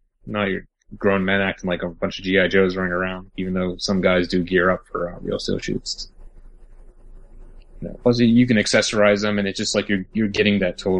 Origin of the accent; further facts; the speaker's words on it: Florida, United States; now in Pennsylvania, United States; I'm actually from Florida originally